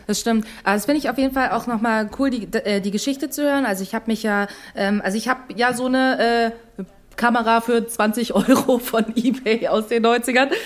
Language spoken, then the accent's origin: German; Dresden, Saxony, Germany; als eine gebürtige Dresdnerin